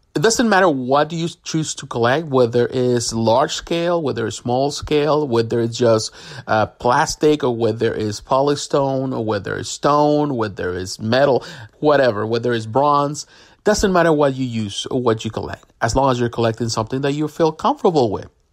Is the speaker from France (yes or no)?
no; Puerto Rico; I'm from Puerto Rico